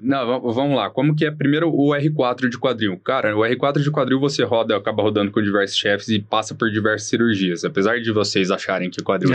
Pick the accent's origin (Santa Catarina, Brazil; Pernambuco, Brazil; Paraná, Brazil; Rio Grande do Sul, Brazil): Paraná, Brazil; Maringá; moved away as an adult; also born or lived in Porto Alegre; now in São Paulo, Brazil; sou de Maringá, no Paraná, fiz faculdade em Porto Alegre, na Federal de Ciências da Saúde, e depois vim aqui para São Paulo